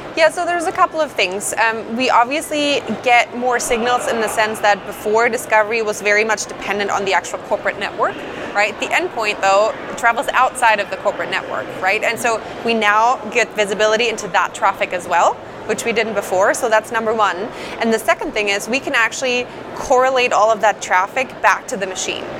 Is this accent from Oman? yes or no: no; Germany; moved away as an adult; now in Redmond, United States; Born and raised in Germany, and I moved over to the states about three and a half years ago.